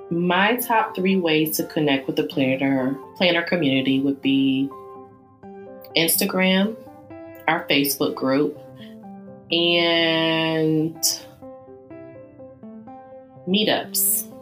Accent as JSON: {"language": "English", "region": "the South", "country": "United States", "said": "All right, so I'm from the South, so I love soul food."}